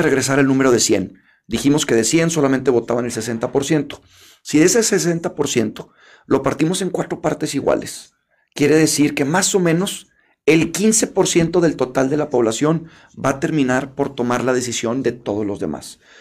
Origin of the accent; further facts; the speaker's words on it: Mexico; como mexicanos